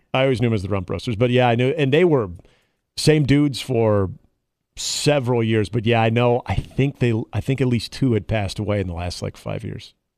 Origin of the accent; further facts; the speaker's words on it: Omaha, Nebraska, United States; I'm from here